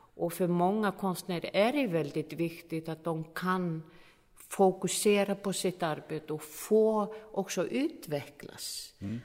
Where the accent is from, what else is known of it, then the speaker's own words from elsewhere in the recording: Iceland; jag är från Island